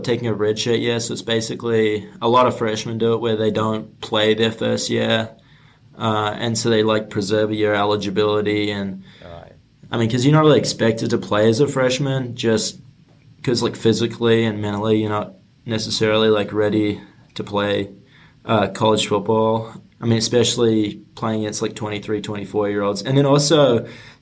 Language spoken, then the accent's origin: English; Auckland, New Zealand; moved away as an adult; now in United States; I grew up in Auckland